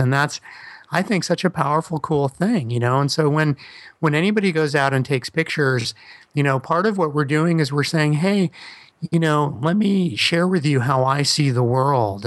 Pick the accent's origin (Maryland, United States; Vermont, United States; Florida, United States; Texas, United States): Florida, United States; Miami; I'm from Miami, but my dad was born in Brooklyn